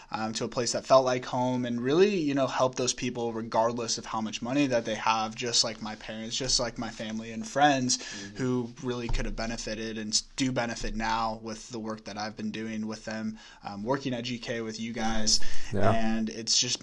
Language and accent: English; Sacramento, California, United States; moved away as an adult; now in Los Angeles, United States; born and raised in Sacramento, California